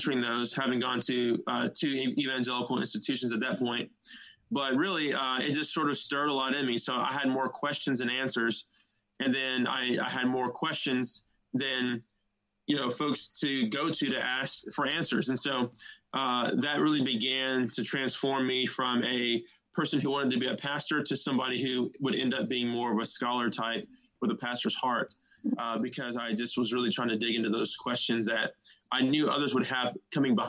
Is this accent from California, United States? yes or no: yes; Southern California, United States; also born or lived in Chicago, Illinois; I was born in Chicago, raised in California. I say that because I moved to California with my family when I was about 6 years old. Just grew up there.